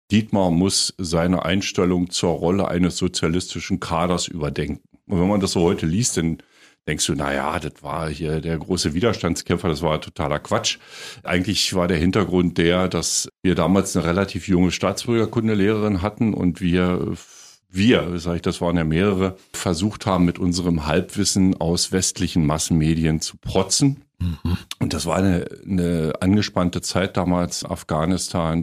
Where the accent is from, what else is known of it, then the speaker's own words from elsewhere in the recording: Forst, Brandenburg, Germany; also born or lived in Lower Bavaria / Berlin; Naundorf bei Forst, das ist mhm. mein Heimatdorf.